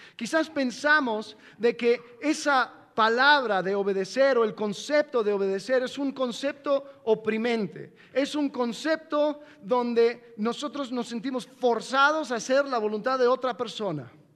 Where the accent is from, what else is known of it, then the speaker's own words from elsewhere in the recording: United States; moved away; también soy gringo